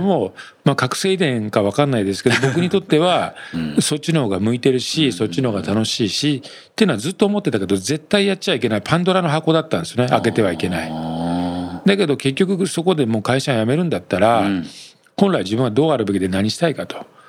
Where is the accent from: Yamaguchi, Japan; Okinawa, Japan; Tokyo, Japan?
Yamaguchi, Japan; moved away; 地元の山口って科学の大手メーカー多いんですよ